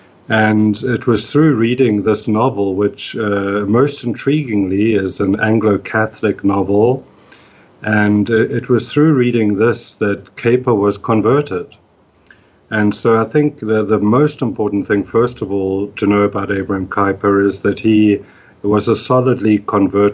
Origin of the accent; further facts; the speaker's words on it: South Africa; moved away; I grew up in South Africa, in apartheid South Africa